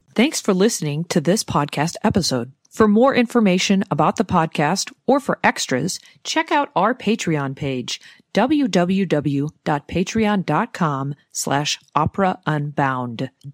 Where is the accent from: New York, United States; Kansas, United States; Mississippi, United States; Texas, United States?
Kansas, United States; the Midwest; moved away; I'm from the Midwest originally